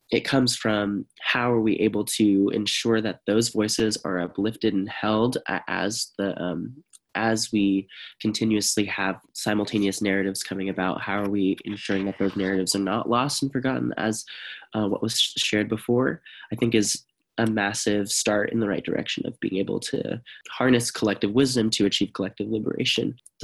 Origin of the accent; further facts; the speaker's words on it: Stockton, California, United States; for example, in my hometown, we have a dried riverbed that runs right along the downtown of Stockton.